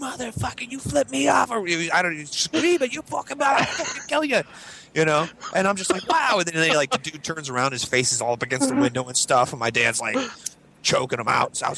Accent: Scotland, United Kingdom; I mean, come on, I'm Scottish.

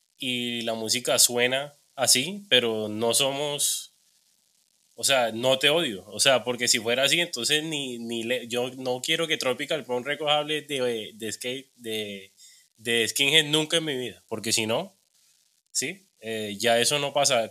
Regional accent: Cartagena, Bolívar, Colombia; also born or lived in Bogotá; yo soy de Cartagena

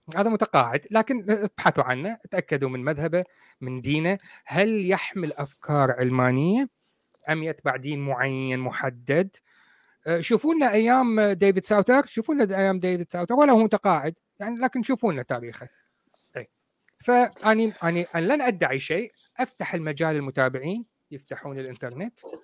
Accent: Iraq; also born or lived in Coventry, United Kingdom; now in United Kingdom; انا رجل بريطاني انا اصلي عراقي

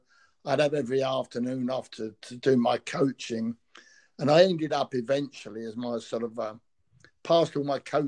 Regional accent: London, United Kingdom; also born or lived in Shepherd's Bush; Well, I grew up in Fulham. I was a mad Fulham fan, and I was just born in Shepherd's Bush, or sorry, a market, North End Road Market. And little terraced house.

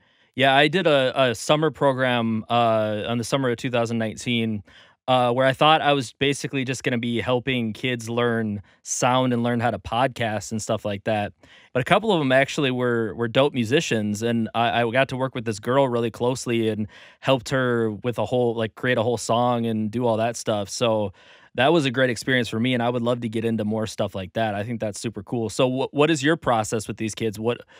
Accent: California, United States; now in Minnesota, United States; I came from Cali. You know, I wasn't from a well-off area in Cali. You know, lots of gang violence in the area that I'm from. And, you know, we moved to Minnesota for a better life, essentially.

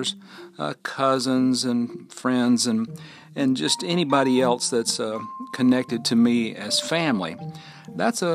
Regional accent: Fort Payne, Alabama, United States; living right here in my hometown of Fort Payne, Alabama, at the foot of Lookout Mountain

